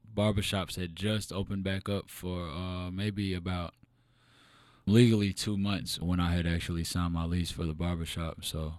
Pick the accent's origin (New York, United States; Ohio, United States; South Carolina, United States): Ohio, United States; Elyria; also born or lived in Oberlin, United States / Lorain, United States; Man, I was born in small town Lorain County, Ohio, Steel City. I'm originally from Elyria, but I lived in Oberlin. I lived in Lorain, kind of all over that small area.